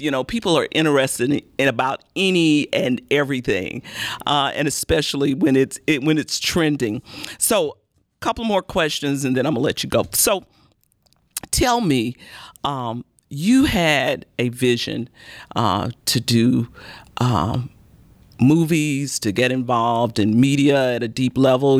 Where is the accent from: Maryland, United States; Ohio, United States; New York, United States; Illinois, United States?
Illinois, United States; Chicago; now in Baton Rouge, United States; I was born and raised in Chicago